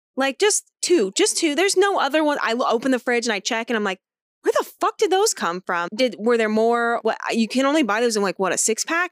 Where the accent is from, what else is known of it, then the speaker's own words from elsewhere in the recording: Florida, United States; I'm from Florida